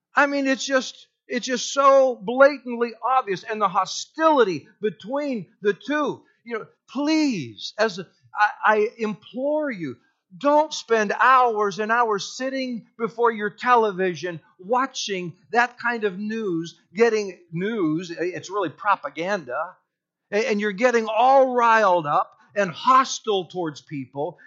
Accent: United States; I'm white, I'm an American

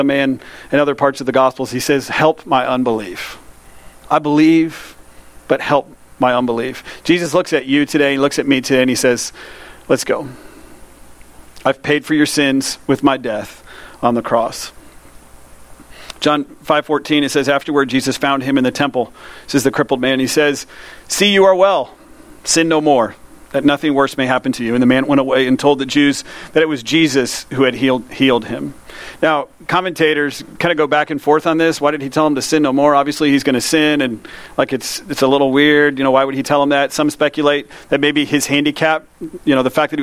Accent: United States; I grew up in Polk County

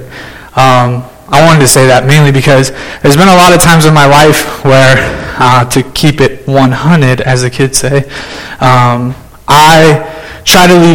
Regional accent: Las Vegas, Nevada, United States; also born or lived in Indiana; When I was 7 years old or 8 years old in 2007, whenever it was, we moved to Las Vegas from Indiana.

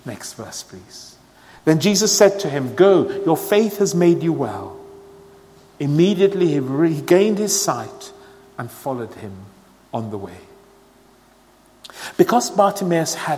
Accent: Sierra Leone; moved away; I was born and brought up in Sierra Leone

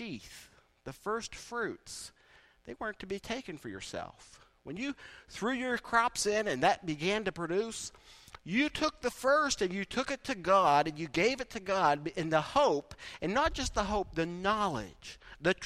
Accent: East Liverpool, Ohio, United States; I grew up in East Liverpool

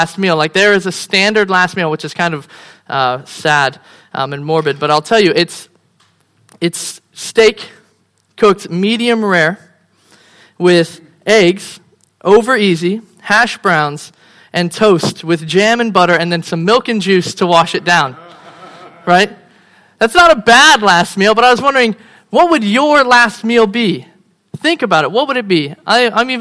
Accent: United States; moved away as an adult; also born or lived in Phoenix, Arizona; I'm American

